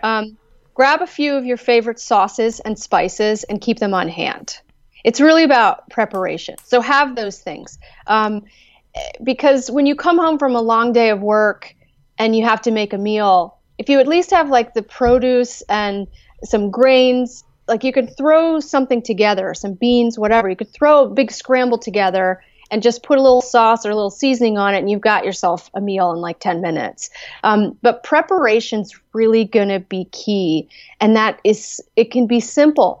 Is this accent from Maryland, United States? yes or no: yes; Gaithersburg, Maryland, United States; moved away as an adult; also born or lived in Chicago; now in West Virginia, United States; I did grow up in Maryland